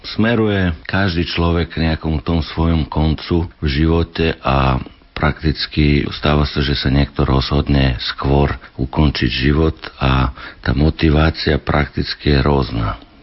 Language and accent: Slovak; Vršac, Vojvodina, Serbia; Slovak is a second language; moved away as an adult; also born or lived in England / Switzerland; now in Slovakia; Vršacom, odkiaľ som ja, to je vo Vojvodine, blízko rumúnskych hraníc